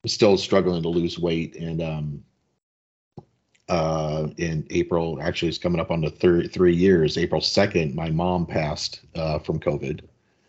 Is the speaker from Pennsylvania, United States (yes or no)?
no; DeLand, Florida, United States; also born or lived in Virginia; I was born in DeLand, Florida, 1963